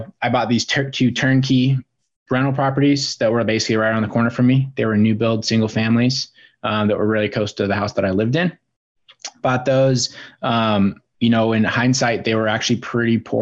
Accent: Bozeman, Montana, United States; moved away as an adult; also born or lived in Seattle, Washington; now in Spokane, United States; I grew up out in Bozeman, Montana

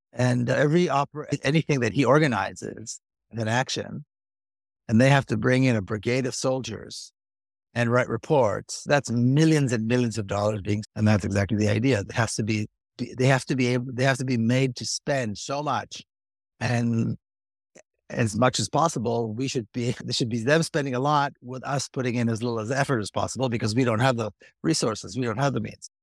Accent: Israel; moved away; I grew up in Israeli society.

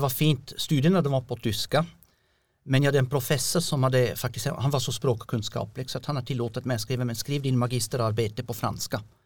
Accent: Switzerland; Swedish is a second language; moved away as an adult; also born or lived in Kristianstad / Norrland / Kiruna; now in Björkö, Sweden; jag kommer från Schweiz

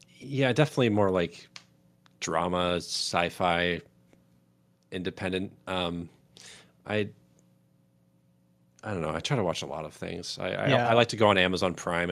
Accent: Washington, United States; I'm from Washington

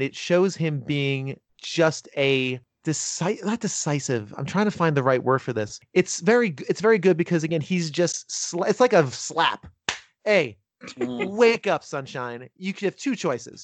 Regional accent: Northern New Jersey, United States; I'm from Northern New Jersey. I grew up about 20 minutes from New York

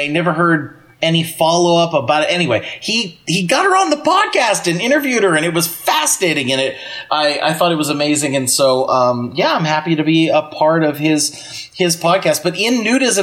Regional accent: Pennsylvania, United States; I grew up in Pennsylvania

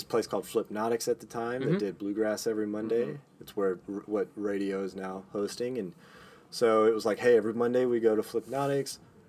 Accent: Northeast Texas, United States; moved away as an adult; also born or lived in Arkansas; now in Austin, United States; I'm from Northeast Texas

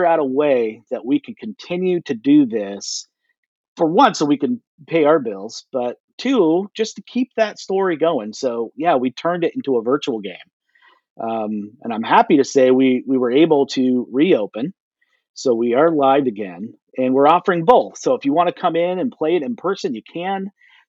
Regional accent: Portland, Oregon, United States; I was born and raised in Portland, Oregon

